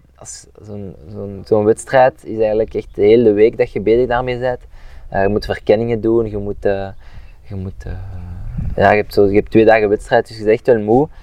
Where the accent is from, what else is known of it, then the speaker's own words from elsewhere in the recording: Overijse, Flanders, Belgium; ik ben van Maleisië